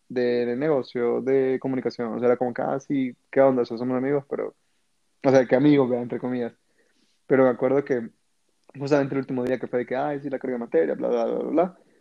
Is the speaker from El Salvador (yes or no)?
yes; El Salvador; moved away as an adult; also born or lived in Mexico; soy de Salvador, y pues obviamente me fui a estudiar a México.